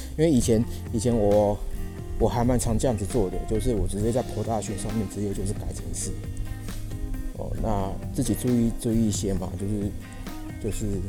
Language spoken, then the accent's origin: Chinese; Yilan County, Taiwan; moved away; 我现在人是在宜兰这一边，哦，是我这个老家，哦，老家，我老家在宜兰